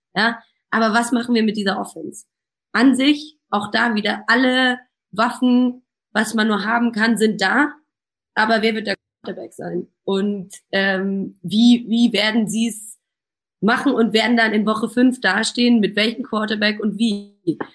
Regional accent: Munich, Bavaria, Germany; als geborene Münchnerin

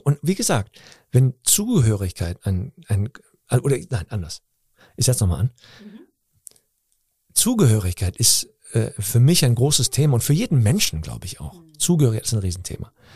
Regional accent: Cologne, North Rhine-Westphalia, Germany; ich bin in Deutschland aufgewachsen, in einer türkischen Familie

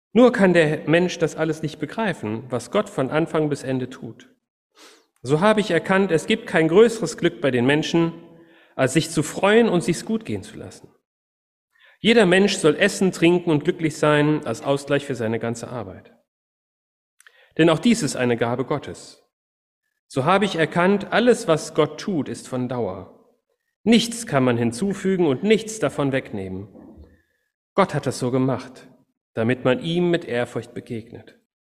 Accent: Cologne, North Rhine-Westphalia, Germany; moved away; also born or lived in Wuppertal; ich bin gebürtiger Kölner, ich komme aus einer Stadt, wo die Leute immer auf alles eine Antwort haben.

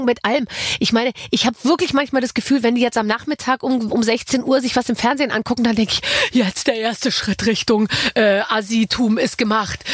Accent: Gröbenzell, Bavaria, Germany; also born or lived in Munich; in so einem Vorort von München, in Gröbenzell, aber ich war in München in der Schule

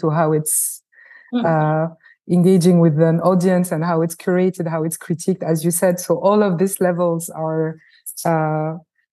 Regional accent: France; I was born in France. I was shaped also by a French and Francophone culture, first and foremost.

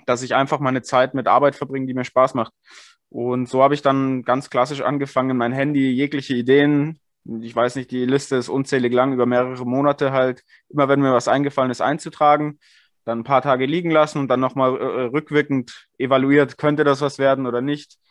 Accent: Bavaria, Germany; gebürtiger Bayer

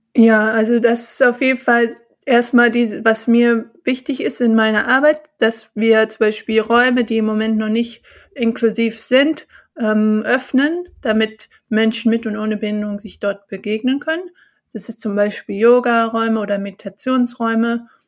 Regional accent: Bonn, North Rhine-Westphalia, Germany; now in Cologne, Germany; Bonn auch meine Heimat, wo ich geboren bin und auch aufgewachsen bin

